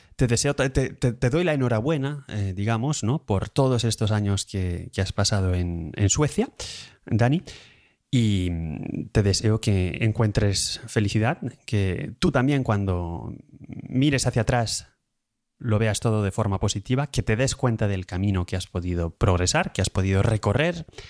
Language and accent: Spanish; Madrid, Community of Madrid, Spain; now in Lausanne, Switzerland; soy de origen de Madrid